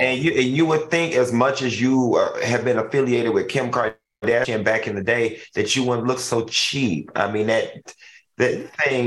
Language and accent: English; Miami, Florida, United States; I'm from Miami